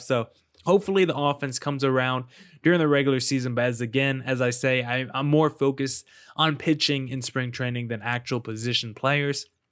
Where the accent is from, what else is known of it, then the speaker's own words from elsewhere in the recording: East Coast, United States; I'm from the East Coast